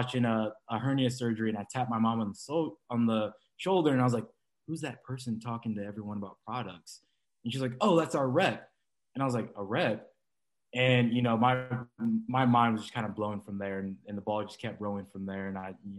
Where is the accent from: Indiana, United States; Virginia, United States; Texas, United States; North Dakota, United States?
Indiana, United States; I'm originally from Indiana.